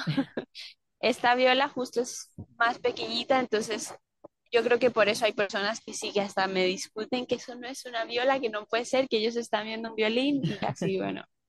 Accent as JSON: {"language": "Spanish", "country": "Panama", "tie": "born or raised there", "also_born_or_lived": "Colombia", "moved": "yes", "lives_now": "Mexico", "said": "soy de Colombia, crecí en Panamá"}